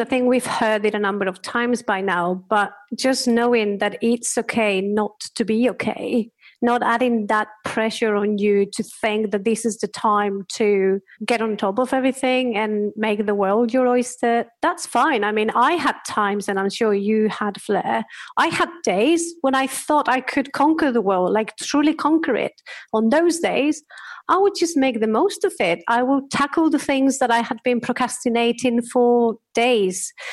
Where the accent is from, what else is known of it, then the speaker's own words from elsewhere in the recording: Spain; English is a second language; moved away; can hear my accent, I am from Spain